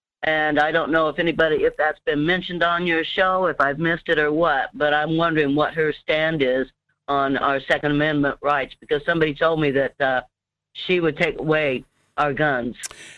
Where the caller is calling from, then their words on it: Alaska, United States; It's Murph calling from the Denali Borough area.